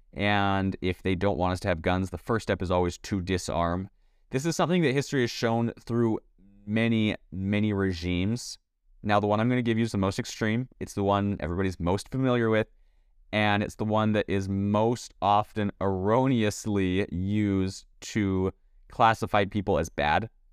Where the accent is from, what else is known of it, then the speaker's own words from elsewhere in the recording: Canada; now in United States; I was born and raised in Canada.